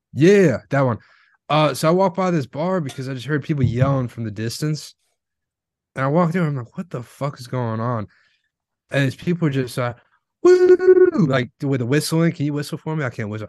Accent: Florida, United States; I'm from Florida

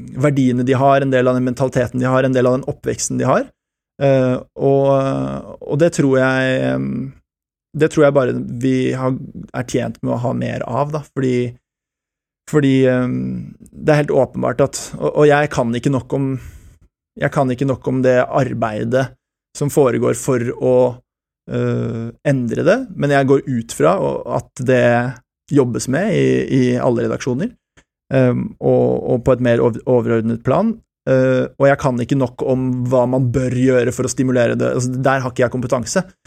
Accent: France; also born or lived in Switzerland; now in Norway; Jeg har berbisk opprinnelse, jeg er født i Sveits og oppvokst i Frankrike

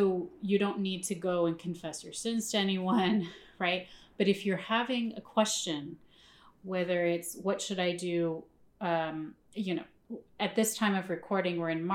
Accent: Chicago, Illinois, United States; also born or lived in Northbrook, Illinois; now in New York, United States; we're from Chicago, but we were from different suburbs

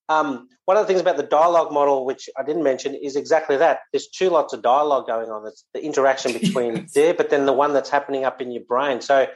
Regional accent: South Africa; born there; my dad, I was born in South Africa, fairly robust dad

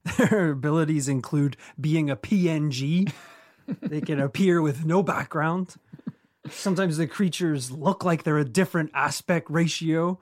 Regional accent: Northern Ireland, United Kingdom; where we grew up in Northern Ireland

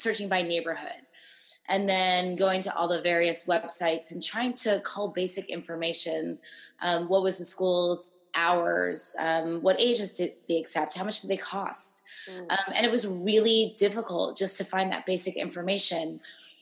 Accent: New York, United States; also born or lived in Boston; now in Los Angeles, United States; I'm from New York, but I went to school in Boston

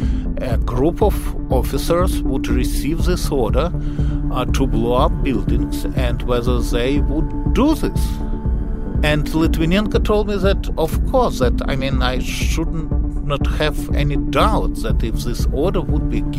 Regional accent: Russia; now in United States; I was born in Russia, moved to the United States.

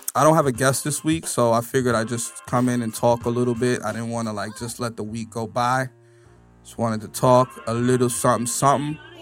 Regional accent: New York City, New York, United States; I'm from the Bronx

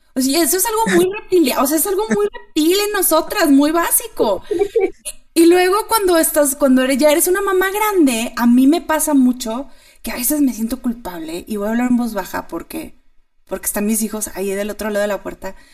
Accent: Monterrey, Nuevo León, Mexico; moved away as an adult; now in Chihuahua, Mexico; soy de Monterrey, pero me moví aquí a Chihuahua hace un año

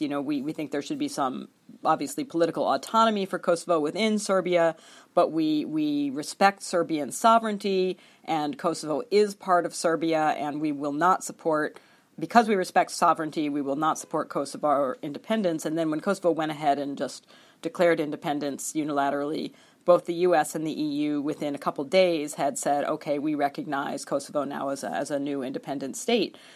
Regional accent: United States; as an American citizen

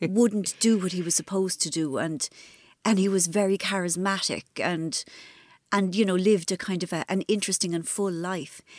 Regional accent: Ireland; I was brought up in Ireland, which was, you know, very religious.

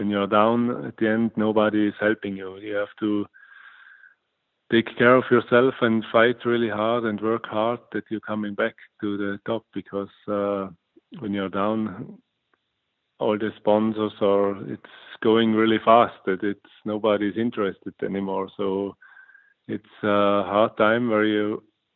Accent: St. Anton am Arlberg, Tyrol, Austria; English is a second language; St. Anton at my hometown

